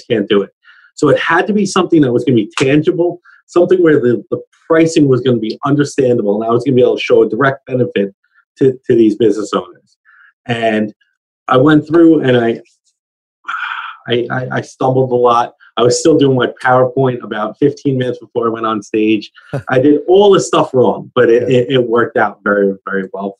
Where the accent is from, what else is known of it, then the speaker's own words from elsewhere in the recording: United States; as an American